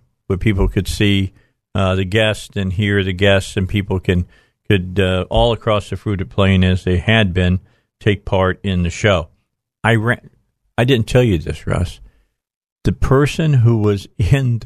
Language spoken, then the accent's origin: English; Little Rock, Arkansas, United States; I'm from Little Rock, Arkansas.